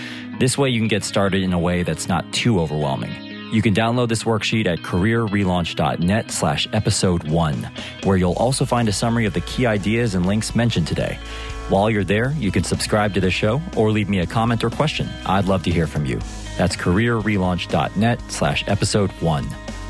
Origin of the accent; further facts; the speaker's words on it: United States; now in United Kingdom; I'm based near London in the UK, but as you can probably tell from my accent, I'm originally from the US.